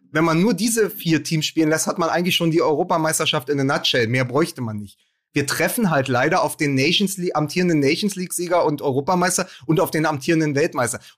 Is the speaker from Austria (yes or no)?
yes; Austria; Wir als Österreicher hätten gern Ihre Probleme.